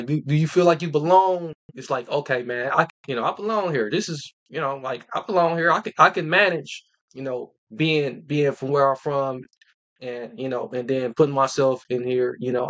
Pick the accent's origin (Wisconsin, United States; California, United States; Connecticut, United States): Wisconsin, United States; Milwaukee; me, myself being from the city of Milwaukee